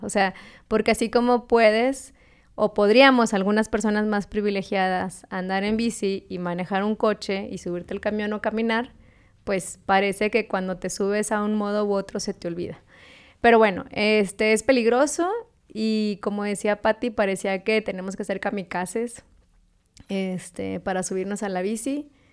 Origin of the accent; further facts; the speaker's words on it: Monterrey, Nuevo León, Mexico; also born or lived in Hermosillo, Sonora; yo en realidad no nací en Monterrey. Nací en Sonora, en Hermosillo